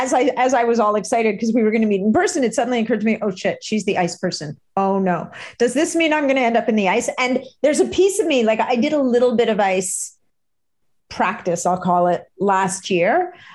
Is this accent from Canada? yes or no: yes; Canada; oh my God, I'm Canadian. We don't do that.